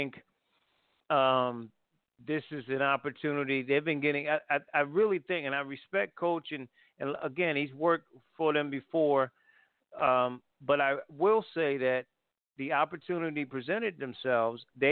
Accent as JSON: {"language": "English", "region": "Connecticut", "country": "United States", "tie": "born or raised there", "moved": "yes", "said": "I grew up in Connecticut, so I knew hockey too"}